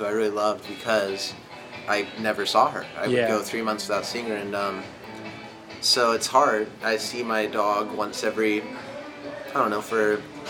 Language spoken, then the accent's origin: English; Santa Barbara, California, United States; now in Los Angeles, United States; I'm from Santa Barbara, but I live now in LA.